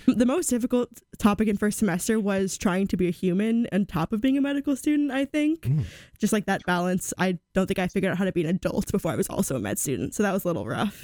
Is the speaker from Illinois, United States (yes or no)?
yes; Buffalo Grove, Illinois, United States; moved away; also born or lived in St. Louis, Missouri; I'm from Buffalo Grove, Illinois. It's a suburb of Chicago.